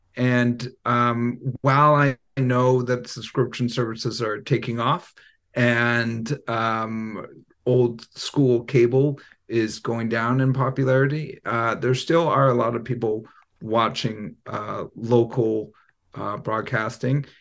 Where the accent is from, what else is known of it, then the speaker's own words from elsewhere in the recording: Vancouver, British Columbia, Canada; I'm from Vancouver